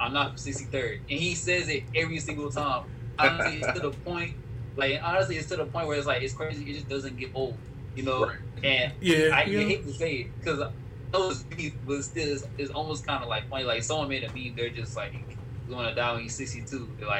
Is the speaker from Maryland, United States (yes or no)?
no; Harlem, New York, United States; I'm just a creep because I'm from Harlem